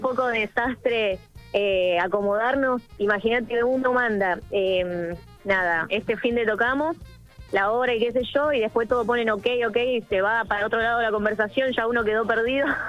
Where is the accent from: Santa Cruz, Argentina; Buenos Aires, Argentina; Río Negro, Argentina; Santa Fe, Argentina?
Santa Fe, Argentina; Villa Gobernador Gálvez; soy de Villa Gornorgales es una ciudad que está, eh, nada, cercada de la cumbia santafesina, así que eso, bueno, es algo que mamé desde muy chica